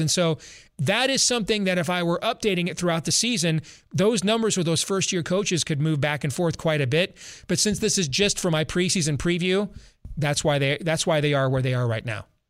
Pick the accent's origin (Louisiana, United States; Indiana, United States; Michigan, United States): Michigan, United States; West; I grew up in West Michigan